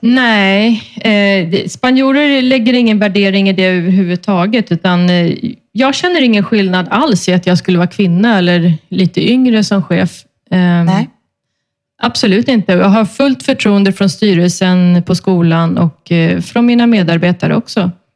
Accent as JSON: {"language": "Swedish", "country": "Sweden", "moved": "yes", "lives_now": "Spain", "said": "hemma i Sverige"}